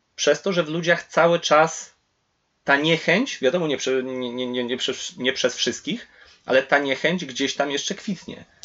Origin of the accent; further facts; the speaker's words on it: Poland; kiedy na przykład żyję w Polsce